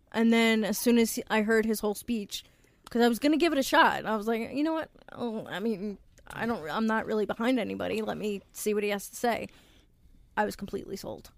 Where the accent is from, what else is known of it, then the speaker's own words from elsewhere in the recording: New York, United States; also born or lived in Long Island; I'm from Swamp East, which is New York.